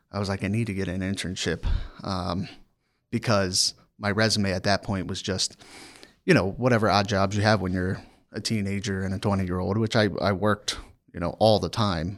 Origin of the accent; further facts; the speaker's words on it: near Annapolis, Maryland, United States; moved away; also born or lived in Washington, D.C. / Virginia; I grew up in the state of Maryland in a small town outside of Annapolis, Maryland